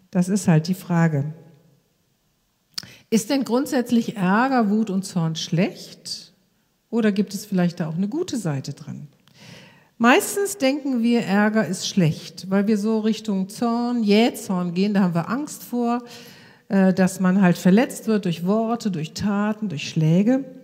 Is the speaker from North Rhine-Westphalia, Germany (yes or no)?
yes; Krefeld, North Rhine-Westphalia, Germany; über die ganze Straßenprostitution bei uns in unserer Stadt Krefeld, wo ich herkomme.